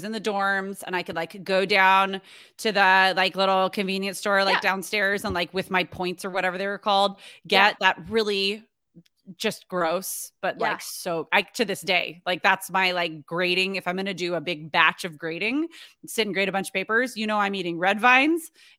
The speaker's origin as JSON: {"language": "English", "town": "San Diego", "region": "California", "country": "United States", "tie": "born or raised there", "said": "Born and raised in San Diego."}